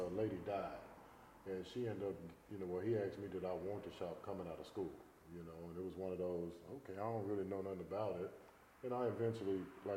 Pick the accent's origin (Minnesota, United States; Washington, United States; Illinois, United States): Illinois, United States; Chicago; moved away as an adult; also born or lived in Indiana; now in Little Rock, United States; I'm from Chicago